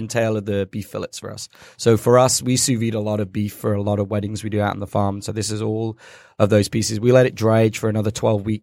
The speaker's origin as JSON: {"language": "English", "country": "United Kingdom", "said": "So the Brits, we like to pretend we're really British, but to be honest, we're like invaded by every country known to man."}